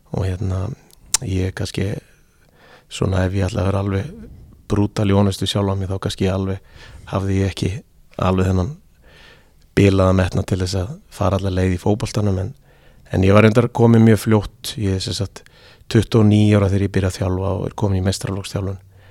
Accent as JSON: {"language": "Icelandic", "town": "Seltjarnarnes", "region": "Capital Region", "country": "Iceland", "tie": "born or raised there", "also_born_or_lived": "Erie, Pennsylvania, United States", "moved": "as an adult", "said": "Ég fættur og uppalinn á Seldjarnanessi í mikillir KR fjölskyldu"}